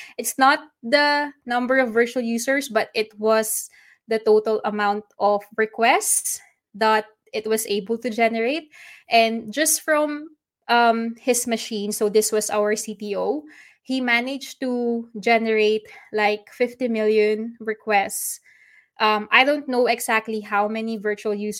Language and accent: English; Philippines; I'm from the Philippines, so adobo is our national dish